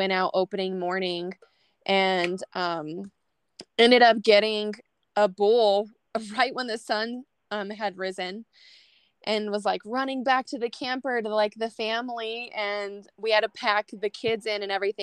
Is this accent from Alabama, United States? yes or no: no; New Mexico, United States; moved away as an adult; now in Colorado, United States; So I actually grew up in New Mexico. Yeah, in a small oil field town, literally in the middle of nowhere.